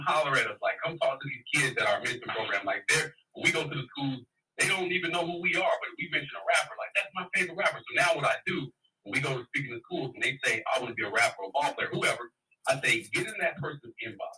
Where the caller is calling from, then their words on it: Dallas, Texas, United States; This is … from Dallas.